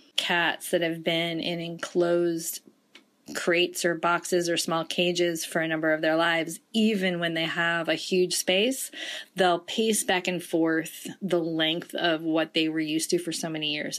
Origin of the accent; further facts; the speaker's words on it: Detroit, Michigan, United States; moved away; a kid growing up in Detroit